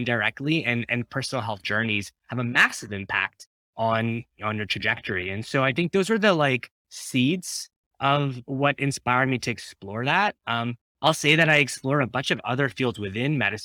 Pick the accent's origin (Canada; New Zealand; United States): Canada; Ottawa, Ontario; I grew up in Ottawa